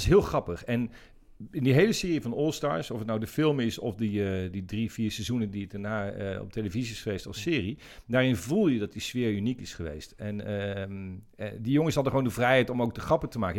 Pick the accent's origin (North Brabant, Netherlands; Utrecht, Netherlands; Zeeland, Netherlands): Utrecht, Netherlands; Zeist; ik, ben, geboren in Zeist. En, ik heb altijd daar, daar gevoetbald